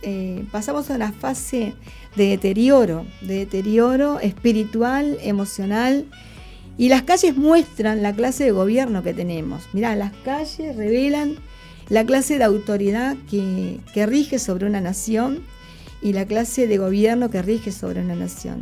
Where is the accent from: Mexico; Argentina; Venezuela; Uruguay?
Uruguay; moved away as an adult; now in Brisbane, Australia; yo, por ejemplo, que vengo, que llegué de Uruguay a Australia